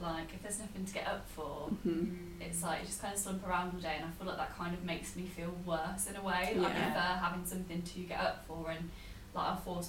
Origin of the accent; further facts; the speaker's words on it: United Kingdom; now in Sheffield, United Kingdom; we're British